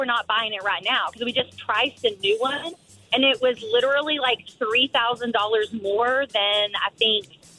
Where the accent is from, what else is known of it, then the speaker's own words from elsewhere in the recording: Houston, Texas, United States; I'm a Texan.